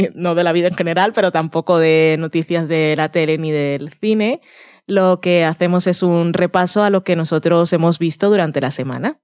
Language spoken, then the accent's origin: Spanish; Barranquilla, Atlántico, Colombia; now in Spain; yo que soy de Barranquilla